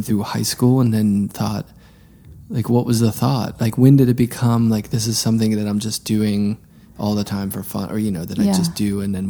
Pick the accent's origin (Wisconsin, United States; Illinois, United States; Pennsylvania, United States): Pennsylvania, United States; Pittsburgh; I grew up in Pittsburgh and I was just around Warhol all the time.